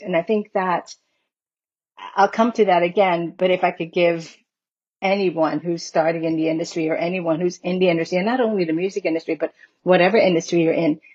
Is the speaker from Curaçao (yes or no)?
yes; Curaçao; I was born and raised in Curacao, which is the Dutch Caribbean island